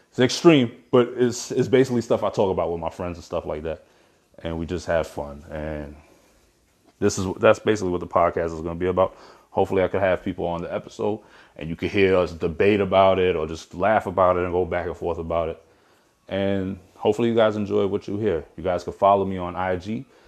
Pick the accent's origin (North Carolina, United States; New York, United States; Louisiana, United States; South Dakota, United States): New York, United States; Brooklyn; moved away; I'm from Brooklyn originally